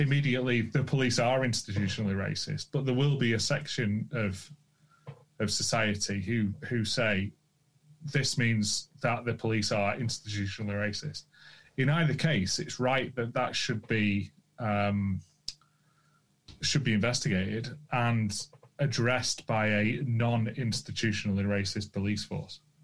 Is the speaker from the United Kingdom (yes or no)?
yes; United Kingdom; I'm British